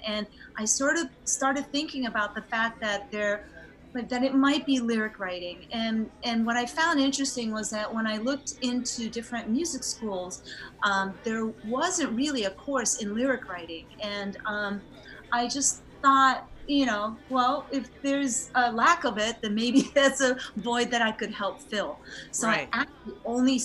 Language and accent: English; United States; also born or lived in Japan; I lived there in my youth, like between ages 3 and 7